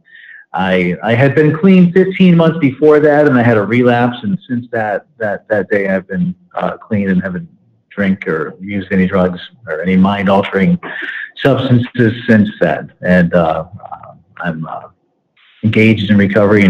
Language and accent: English; Tampa, Florida, United States; also born or lived in upstate New York; I'm from Tampa Bay, Florida, originally from upstate New York, but I was raised pretty much in Tampa Bay.